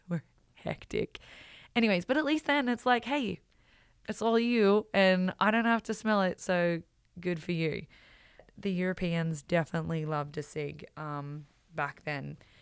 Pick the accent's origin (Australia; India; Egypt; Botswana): Australia; moved away as an adult; also born or lived in Belgium; growing up in Australia